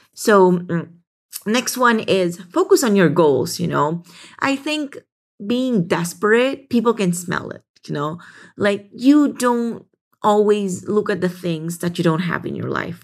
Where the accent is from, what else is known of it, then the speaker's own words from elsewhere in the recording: Philippines; growing up in the Philippines